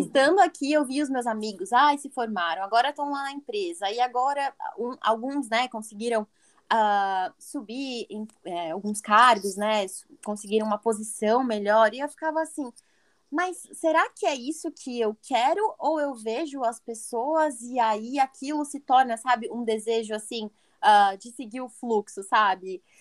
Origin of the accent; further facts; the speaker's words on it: São José dos Campos, São Paulo, Brazil; moved away as an adult; now in Pennsylvania, United States; E no Brasil eu sou do interior de São Paulo, moro na cidade de São José dos Campos.